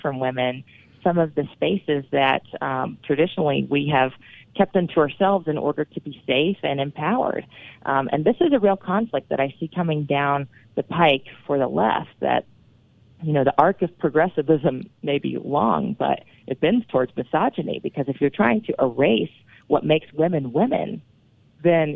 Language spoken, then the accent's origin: English; North Carolina, United States; moved away; I'm originally from North Carolina